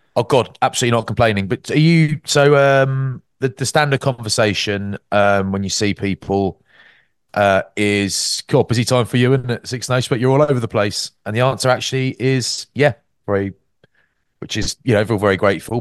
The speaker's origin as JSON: {"language": "English", "town": "Maidstone", "region": "South East England", "country": "United Kingdom", "tie": "born or raised there", "said": "Growing up in Maidstone, that was, that's, that's the background I'm from"}